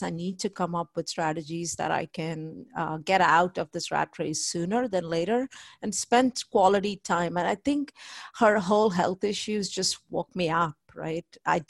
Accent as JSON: {"language": "English", "country": "India", "moved": "as an adult", "lives_now": "United States", "said": "I came from India here in 1998. I went to College Station, Texas A&M"}